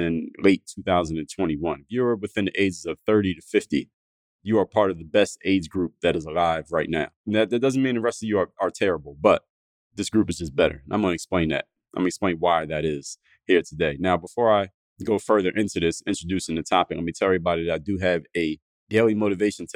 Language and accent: English; Philadelphia, Pennsylvania, United States; I'm from Philadelphia, Pennsylvania